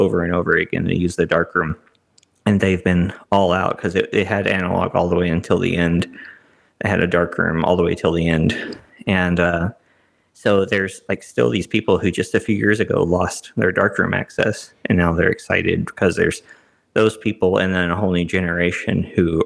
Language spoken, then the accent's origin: English; Kilgore, Texas, United States; my hometown, Kilgore, which is about 20 minutes from where I live now